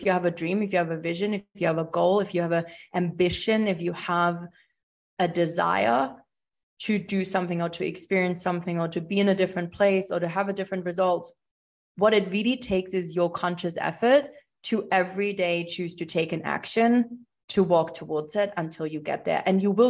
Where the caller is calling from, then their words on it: Buenos Aires, Argentina; I am tuning in from Buenos Aires, Argentina.